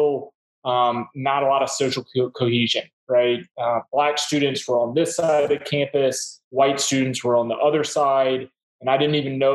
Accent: Mississippi, United States; also born or lived in New Orleans; I grew up in Mississippi

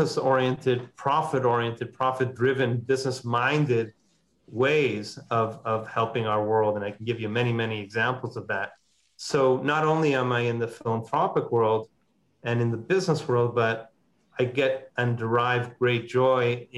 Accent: Montreal, Quebec, Canada; I'm Canadian by background. I'm born and raised in Montreal

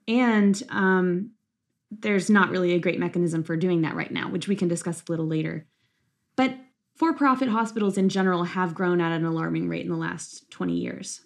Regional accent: Lexington, Kentucky, United States; I'm from Lexington, Kentucky, where I currently am in residency.

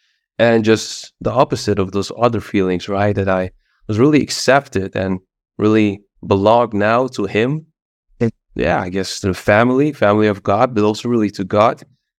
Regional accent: east of the Netherlands, Netherlands; English is a second language; Well, actually, I grew up in the Netherlands. I'm Dutch, in the east of the Netherlands.

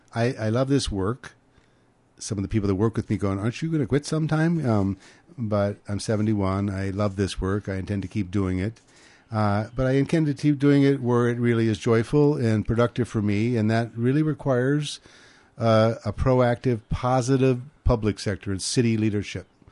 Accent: Grand Forks, North Dakota, United States; now in California, United States; we're both from Grand Forks, North Dakota. I'm four generations back in North Dakota

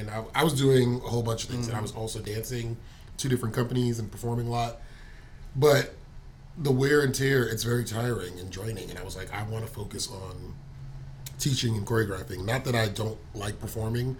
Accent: New York, United States; moved away as an adult; I'm from New York, I'm moving next year

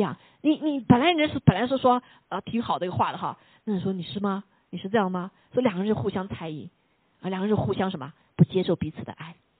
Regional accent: China; 有的时候我们中国人特别谦卑啊

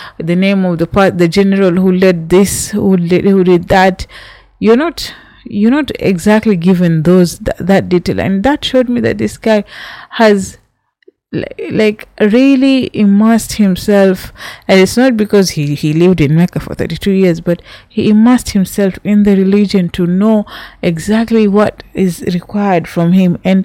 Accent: Kenya; I'm from Kenya

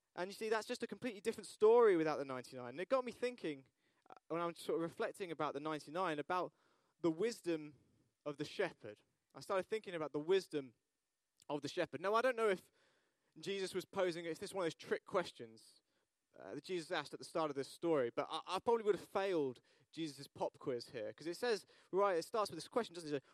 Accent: United Kingdom; we're British

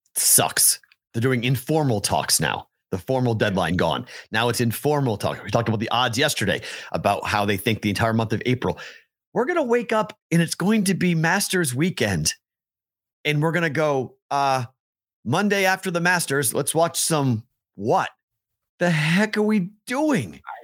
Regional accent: Boston, Massachusetts, United States; I'm from Boston

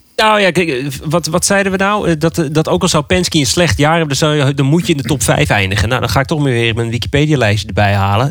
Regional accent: Netherlands; als Nederlanders

